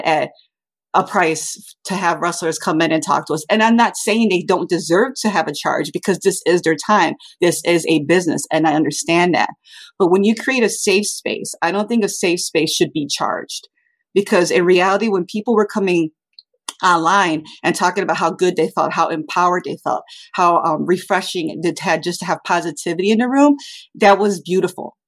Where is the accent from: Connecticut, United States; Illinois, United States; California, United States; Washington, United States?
Illinois, United States; Chicago; growing up in South Chicago, it was not the richest neighborhood